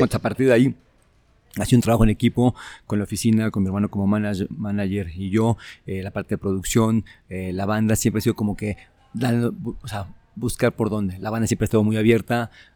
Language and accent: Spanish; Mexico